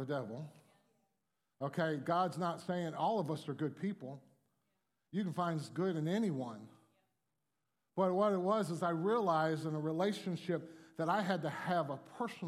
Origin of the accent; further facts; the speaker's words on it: Miami, Florida, United States; I grew up in Miami